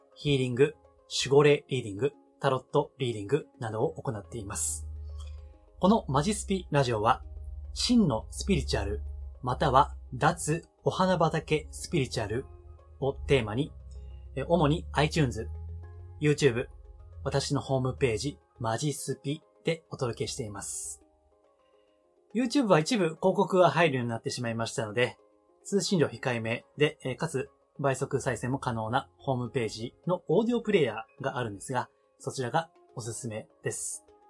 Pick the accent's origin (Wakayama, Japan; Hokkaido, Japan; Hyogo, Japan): Hyogo, Japan; Amagasaki; 出身は兵庫県の尼崎